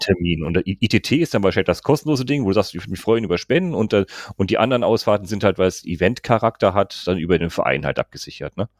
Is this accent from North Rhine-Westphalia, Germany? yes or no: yes; North Rhine-Westphalia, Germany; Bei uns in NRW